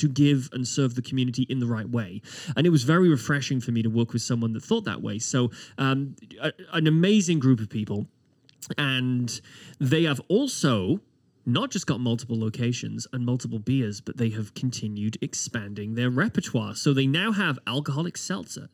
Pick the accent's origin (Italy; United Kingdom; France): United Kingdom; now in Halifax, Canada; As a Brit